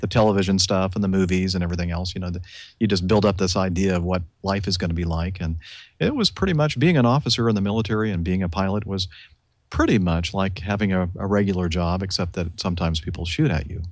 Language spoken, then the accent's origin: English; Southern California, United States; I grew up in Southern California.